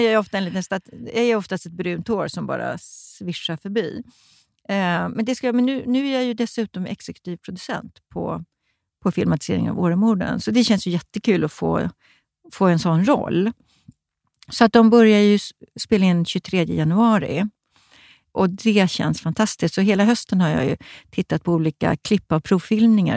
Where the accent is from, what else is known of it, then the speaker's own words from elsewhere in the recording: Stockholm, Stockholm County, Sweden; jag var från Stockholm